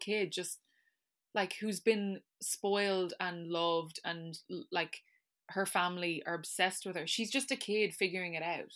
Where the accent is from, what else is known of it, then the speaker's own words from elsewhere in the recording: Ireland; as an Irish person